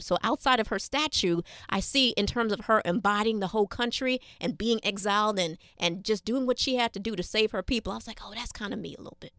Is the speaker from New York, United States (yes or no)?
yes; New York City, New York, United States; Being born and raised here in New York City